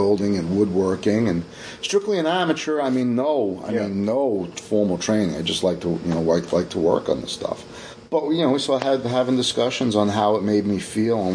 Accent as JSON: {"language": "English", "town": "New York City", "region": "New York", "country": "United States", "moved": "yes", "lives_now": "Kingston, United States", "said": "I'm from Staten Island originally."}